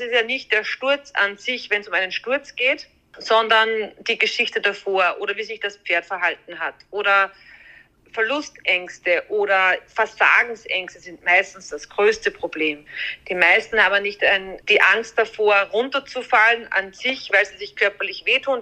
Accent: Austria; bei uns in Österreich

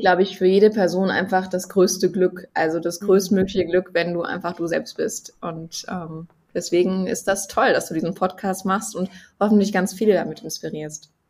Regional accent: Bergisches Land, North Rhine-Westphalia, Germany; ich bin ja kein Kölner Mädel, sondern eher so ein Bergisches

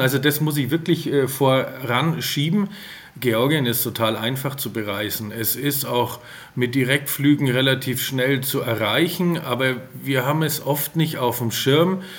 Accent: Franconia, Bavaria, Germany; ich bin äh, aus Franken.

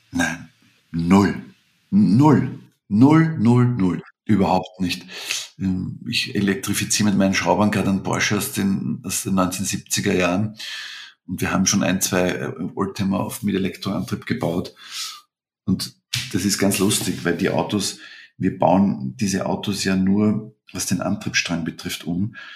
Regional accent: Vienna, Austria; bei uns in Wien

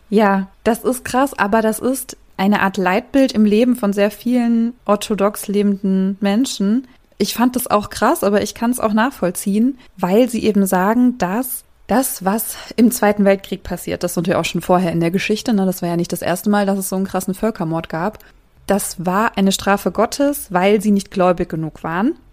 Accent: Germany; ich als Deutsche

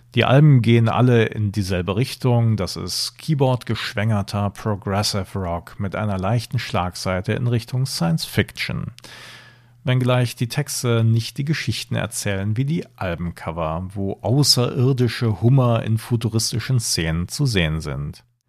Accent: Germany; Ich bin zwar im Rheinland geboren, aber meine Eltern sind zugezogen

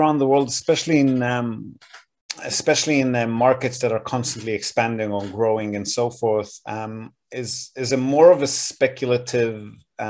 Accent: Israel; now in Japan; I grew up in Israel

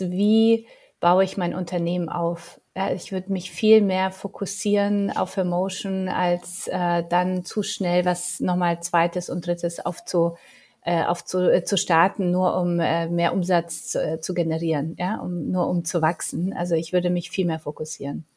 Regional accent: Poland; Ich bin ja Polin

